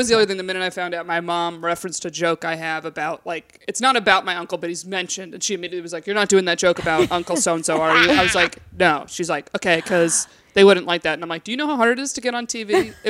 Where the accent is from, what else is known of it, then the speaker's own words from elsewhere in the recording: Binghamton, New York, United States; moved away as an adult; now in New York City, United States; I grew up upstate New York, Binghamton.